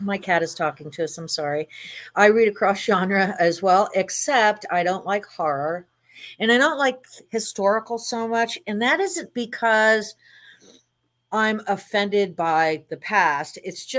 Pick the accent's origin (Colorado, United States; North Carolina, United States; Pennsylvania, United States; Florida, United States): Florida, United States; Miami; I grew up in Miami. We had plenty of, you know, cocaine cowboys over there and everything else.